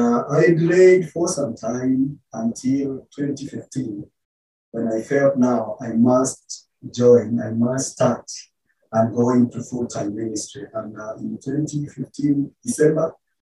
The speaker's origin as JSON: {"language": "English", "region": "Central Kenya", "country": "Kenya", "said": "I'm from Kenya, the central part of Kenya"}